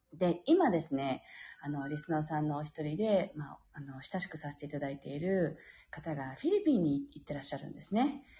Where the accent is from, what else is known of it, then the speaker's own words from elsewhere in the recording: Japan; 私たちが日本人であるこの地に生まれた